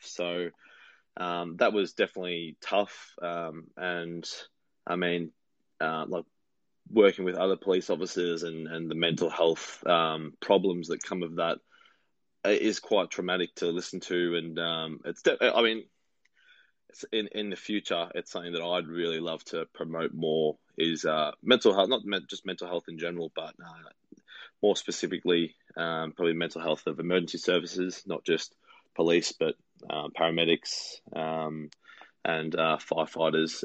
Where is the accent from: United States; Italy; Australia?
Australia; Victoria; my home state in Australia